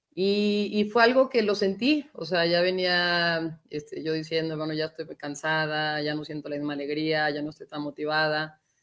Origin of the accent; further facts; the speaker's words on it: Guadalajara, Jalisco, Mexico; moved away as an adult; also born or lived in United States; crecimos en Guadalajara, todavía ahí está la casa de mis papás